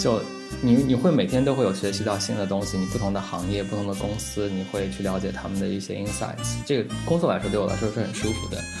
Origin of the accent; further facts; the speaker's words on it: Huzhou, Zhejiang, China; moved away as an adult; 其实我呢，自我定位一直是一个小镇青年，然后我在大学出国之前，其实一直是在我的家乡，我家乡是一个浙江的一个小城，然后叫湖州，然后它是以这个毛笔出名，之前有苏轼也做过他的那个知府。然后我初中、高中其实都是在家乡最好的高中读的